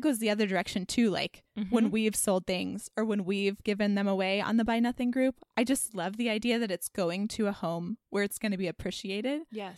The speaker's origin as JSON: {"language": "English", "town": "Dallas", "region": "Texas", "country": "United States", "tie": "born or raised there", "moved": "yes", "lives_now": "Carrboro, United States", "said": "growing up in Dallas"}